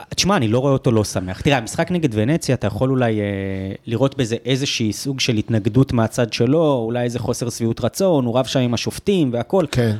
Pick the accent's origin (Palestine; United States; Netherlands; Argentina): United States; now in Israel; אני אמריקאי